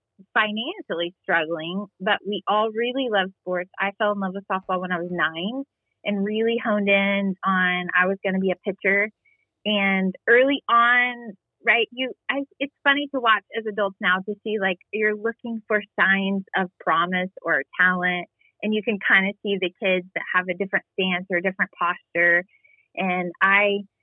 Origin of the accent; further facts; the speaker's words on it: Southern Illinois, United States; now in Texas, United States; I grew up in Southern Illinois, but on the border of Indiana, Illinois